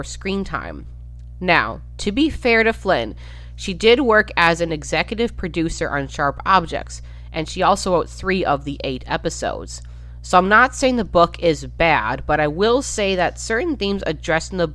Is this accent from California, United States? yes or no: no; Minnesota, United States; I've spent the majority of my life in Minnesota